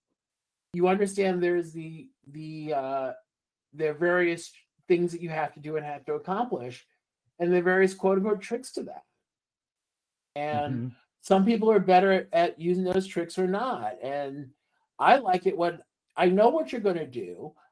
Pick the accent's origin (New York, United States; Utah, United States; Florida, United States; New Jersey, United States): New York, United States; I'm from New York. New Yorkers talk with their hands